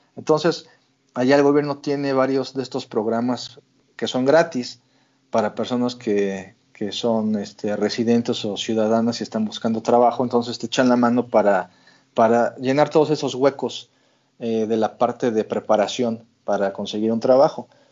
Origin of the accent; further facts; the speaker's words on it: Mexico City, Mexico; moved away as an adult; now in Vancouver, Canada; Yo soy de la Ciudad de México, soy chilango de corazón